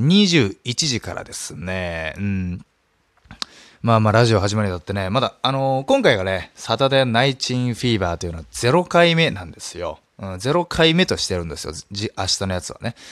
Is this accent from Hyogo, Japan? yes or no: no; Nagasaki, Japan; ちなみに僕はそこで育ちました。